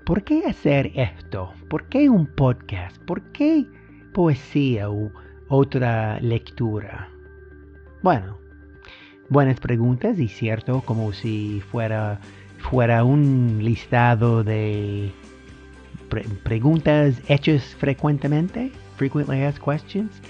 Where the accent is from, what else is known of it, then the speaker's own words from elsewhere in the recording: United States; Spanish is a second language; soy el gringo del podcast, pero bueno, sí estoy aprendiendo el español.